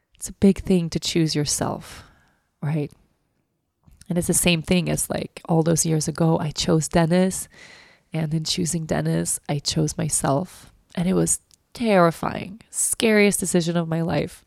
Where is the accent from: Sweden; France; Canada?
Sweden; moved away; Sweden as my home country